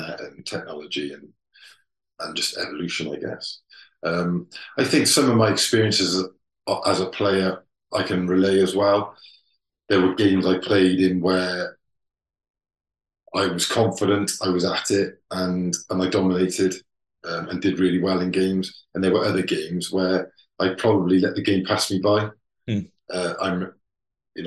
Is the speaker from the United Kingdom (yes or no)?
yes; Wales, United Kingdom; We're all proud of being Welsh